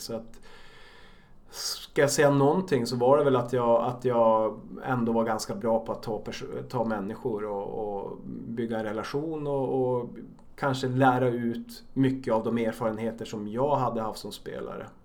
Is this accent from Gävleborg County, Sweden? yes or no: no; Norrbotten County, Sweden; now in Stockholm, Sweden; Jag kommer själv från, från norra Sverige